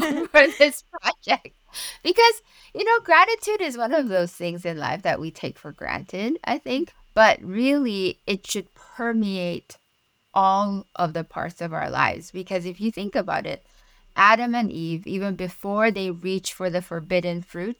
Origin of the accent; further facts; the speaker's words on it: Malaysia; first language Mandarin; English is a second language; now in Pittsburgh, United States; Mandarin is my first language. I am originally from Malaysia